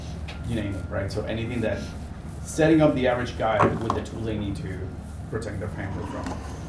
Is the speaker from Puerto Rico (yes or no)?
yes; Puerto Rico; now in New Haven, United States; I'm from Puerto Rico originally. I live in New Haven, Connecticut.